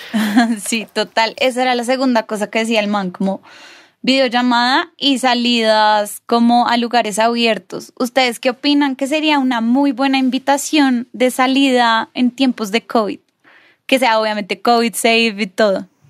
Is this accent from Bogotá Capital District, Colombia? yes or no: yes; Bogotá, Bogotá Capital District, Colombia; nosotros tres somos más rolos